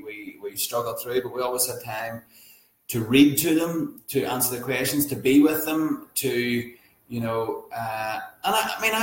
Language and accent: English; Northern Irish, Northern Ireland, United Kingdom; we're Northern Irish, normal families